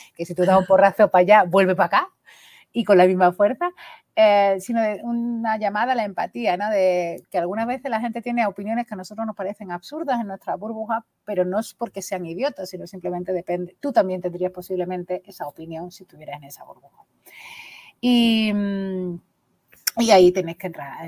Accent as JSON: {"language": "Spanish", "town": "Coria del Río", "region": "Andalusia", "country": "Spain", "tie": "born or raised there", "lives_now": "Gelves, Spain", "said": "yo me he criado en un barrio muy chungo de Coria del Río"}